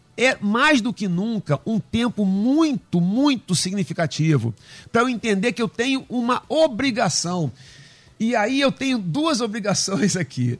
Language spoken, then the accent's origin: Portuguese; Brazil; nós temos as nossas características que, que, que nos definem como brasileiros